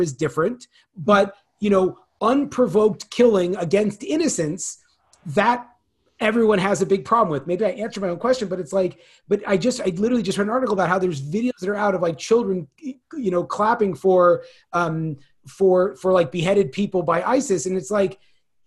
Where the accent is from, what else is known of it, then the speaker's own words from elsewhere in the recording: Bay Area of Northern California, United States; I grew up in the Bay Area of Northern California